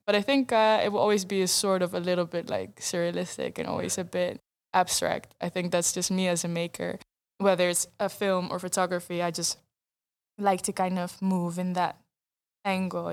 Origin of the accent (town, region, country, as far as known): Netherlands; first language Dutch; English is a second language